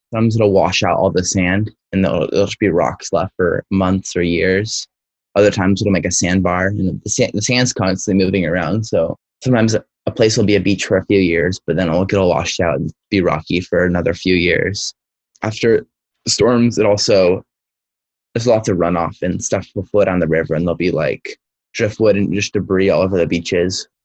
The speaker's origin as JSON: {"language": "English", "town": "Santa Cruz", "region": "California", "country": "United States", "said": "I'm sixteen and I'm from Santa Cruz, California."}